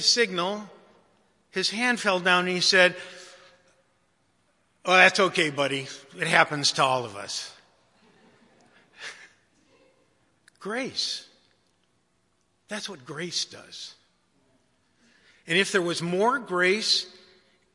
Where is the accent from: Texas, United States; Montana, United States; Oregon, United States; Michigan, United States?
Michigan, United States; Detroit; I was raised in Detroit